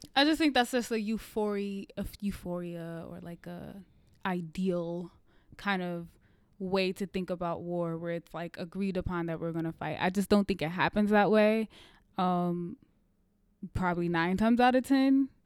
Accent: United States; as an American

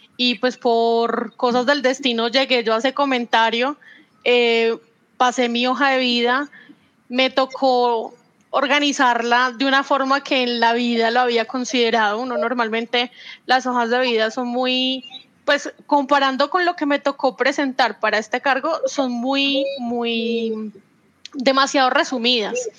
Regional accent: Manizales, Caldas, Colombia; Yo sigo en mi país natal, en mi ciudad natal

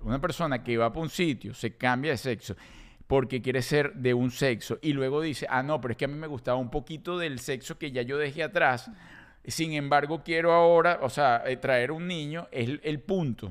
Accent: Venezuela; also born or lived in South Florida, United States; now in United States; Yo en Venezuela no estamos acostumbrados a eso

